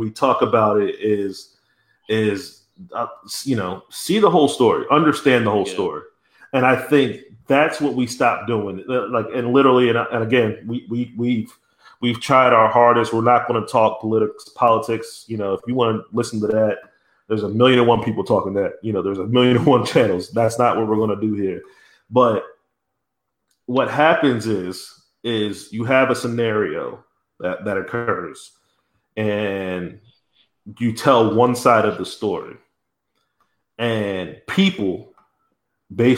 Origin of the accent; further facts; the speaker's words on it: New Jersey, United States; I'm originally from South Jersey